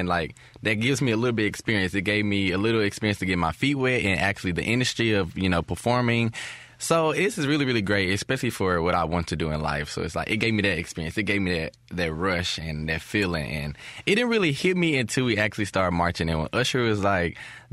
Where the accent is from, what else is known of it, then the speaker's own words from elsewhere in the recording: Jackson, Mississippi, United States; being from Mississippi as well. I came from Jim Hill. I went to Jim Hill right around the corner.